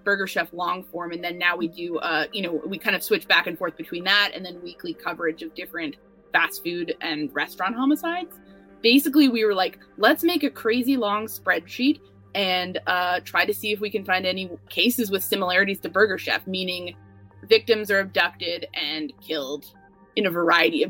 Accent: New York, United States; I'm a New Yorker

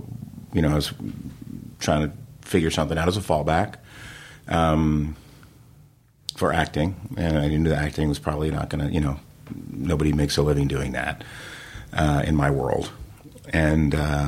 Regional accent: New Jersey, United States; So, I mean, I grew up in New Jersey. I was doing theater

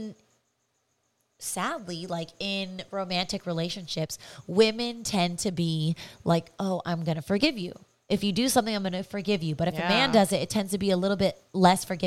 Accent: California, United States; That's our hometown

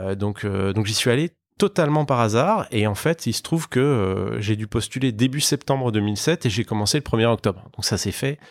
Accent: Besançon, Bourgogne-Franche-Comté, France; moved away as an adult; also born or lived in Lyon / Paris / Madrid; je suis originaire de l'est de la France. Je viens d'une petite ville qui s'appelle Besançon. Euh, j'ai fait toutes mes études là-bas

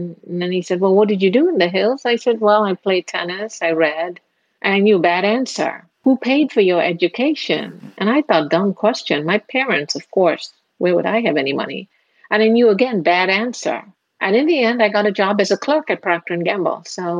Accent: India; moved away as an adult; now in United States; Marriage brought me to the U.S. And since I'm from India, a marriage was arranged.

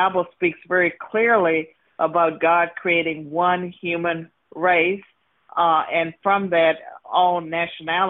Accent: Virginia, United States; I was born and raised in Virginia.

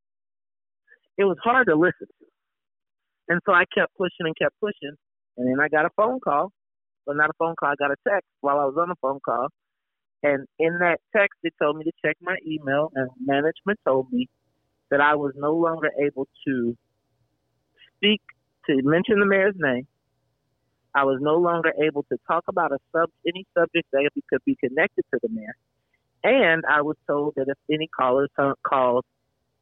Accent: Chicago, Illinois, United States; I'm from Chicago

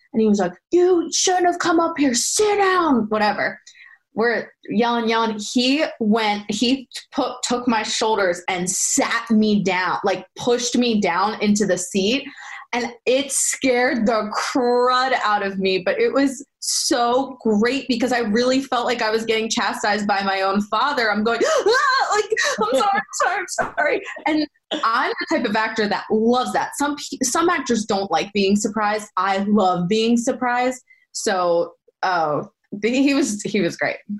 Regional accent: Philadelphia, Pennsylvania, United States; accent: Philly

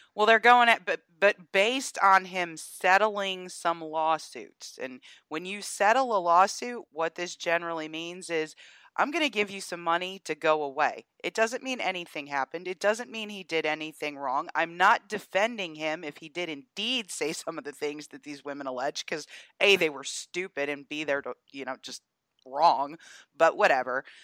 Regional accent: Georgia, United States; my home state of Georgia

